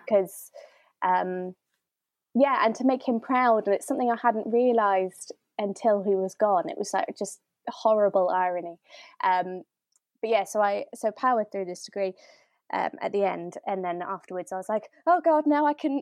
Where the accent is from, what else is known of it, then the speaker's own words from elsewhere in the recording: Bristol, South West England, United Kingdom; I am from Bristol.